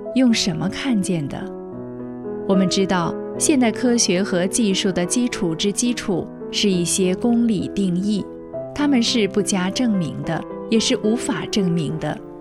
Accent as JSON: {"language": "Chinese", "country": "China", "said": "我们中国人"}